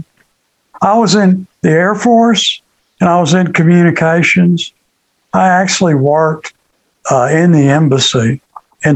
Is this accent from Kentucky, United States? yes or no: yes; Greenville, Kentucky, United States; moved away as an adult; I grew up in Kentucky. I was born in Muhlenberg County, Kentucky, Greenville.